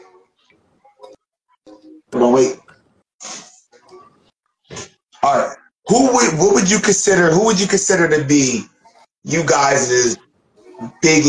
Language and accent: English; Philadelphia, Pennsylvania, United States; now in Dayton, United States; I'm from Philly